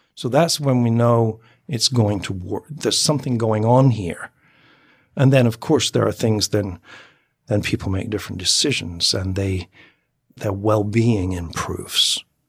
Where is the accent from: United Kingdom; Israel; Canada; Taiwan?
United Kingdom; moved away; I'm former Brit